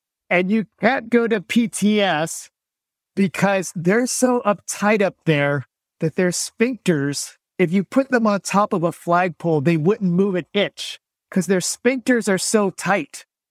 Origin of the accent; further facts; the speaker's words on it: Vietnam; now in United States; Our family had some initial run-in with the church because we're Vietnamese immigrants. We came in 1975 at the end of the Vietnam War.